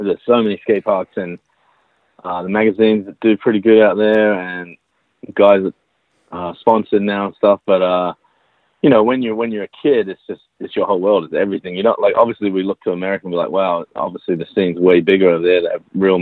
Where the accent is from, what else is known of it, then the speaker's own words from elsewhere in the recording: Sydney, New South Wales, Australia; moved away as an adult; also born or lived in New York City; now in United States; I grew up in Sydney, Australia